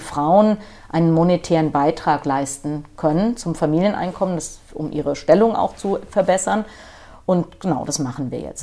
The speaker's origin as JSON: {"language": "German", "town": "Frankfurt am Main", "region": "Hesse", "country": "Germany", "tie": "born or raised there", "also_born_or_lived": "Schleswig-Holstein", "said": "ich bin Frankfurter Major, ich bin hier beim Hol am Holzhausenpark geboren"}